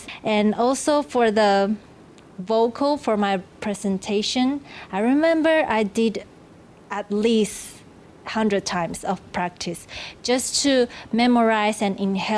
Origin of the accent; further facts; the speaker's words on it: Taiwan; also born or lived in Chile; born in Chile, so Taiwan for me, I did all my education in here. Taiwan for me is really home to me.